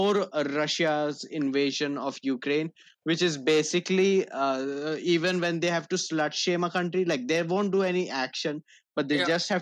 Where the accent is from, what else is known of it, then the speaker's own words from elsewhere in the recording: India; as an Indian